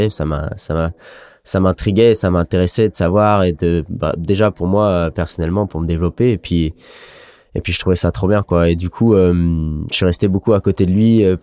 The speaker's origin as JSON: {"language": "French", "region": "Brittany", "country": "France", "said": "c'était un truc que j'ai appris euh, en tant que Breton, quoi. Enfin, identitaire, on est fier et à chaque fois qu'on est en équipe de Bretagne"}